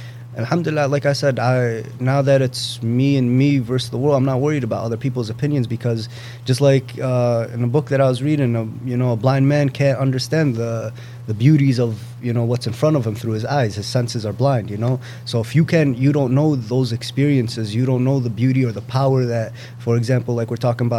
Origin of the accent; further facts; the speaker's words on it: United States; I grew up in this country